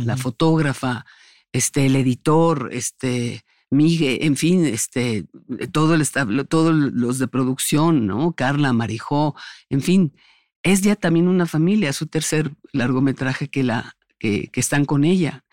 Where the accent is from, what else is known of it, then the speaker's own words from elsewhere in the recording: Mexico; soy mexicana, de que nací en este país